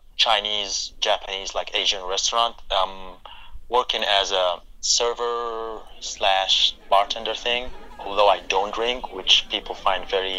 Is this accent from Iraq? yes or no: yes; Iraq; English is a second language; moved away as an adult; now in Texas, United States; I'm from Iraq